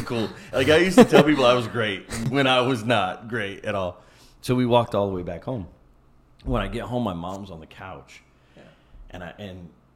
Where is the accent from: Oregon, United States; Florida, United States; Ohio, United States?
Ohio, United States; I'm from Ohio where the lakes are very, very large.